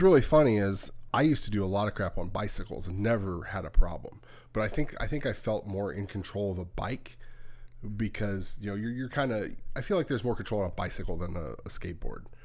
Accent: California, United States; when I was growing up in California

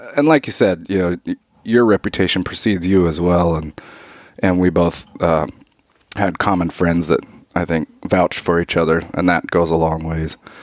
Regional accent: Alaska, United States; I grew up in Alaska, and, you know, like most kids in Alaska, I grew up hunting and stuff

